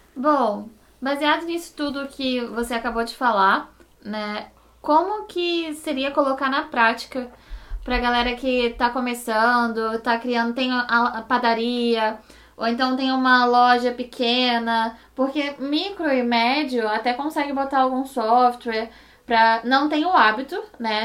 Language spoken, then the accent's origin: Portuguese; Rio de Janeiro, Brazil; somos cariocas, aqui todo mundo é cara, né? Então, é uma gíria daqui do Rio de Janeiro